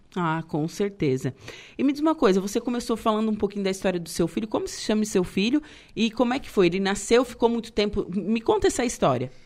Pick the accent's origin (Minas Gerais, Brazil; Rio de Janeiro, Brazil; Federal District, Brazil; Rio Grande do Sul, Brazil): Rio Grande do Sul, Brazil; Torres; Eu sou de, eu sou de Torres, né? Meu, meus parentes são tudo de lá